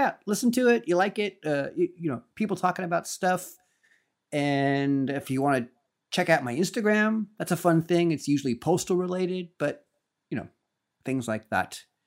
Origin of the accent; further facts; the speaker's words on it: Napa Valley, California, United States; growing up in Napa Valley